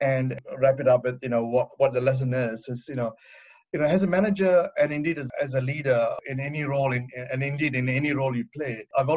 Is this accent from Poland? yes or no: no; Australia; moved away as an adult; also born or lived in Phnom Penh, Cambodia